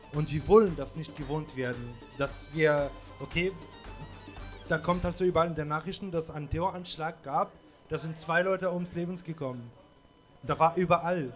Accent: Tunisia; German is a second language; moved away; meine Stadt, also wo ich herkomme, ist auch. Äh, für mich ist die schönste Stadt in Tunesien

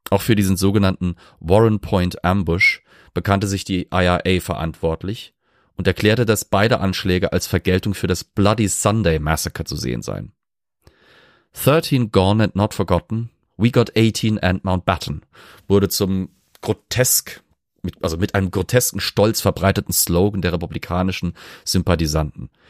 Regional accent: Germany; ich bin Deutscher, ich bin Protestant, ich bin nicht sonderlich religiös

